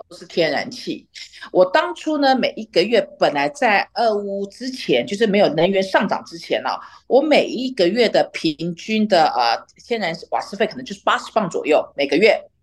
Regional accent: Taiwan; now in London, United Kingdom; 我这边生活了二十多年啊，我觉得英政治的那种狂热度绝对没有我们台湾人多

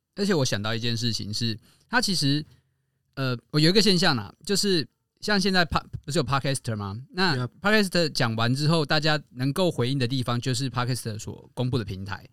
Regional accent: Taiwan; 那有一点也像是我没有离台湾太远的感觉

